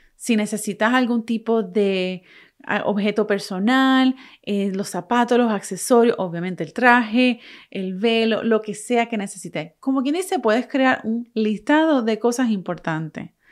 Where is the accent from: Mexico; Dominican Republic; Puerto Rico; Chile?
Puerto Rico; moved away as an adult; now in United States; yo soy de Puerto Rico, pero vivo en Estados Unidos, dejé Puerto Rico hace más de 11 años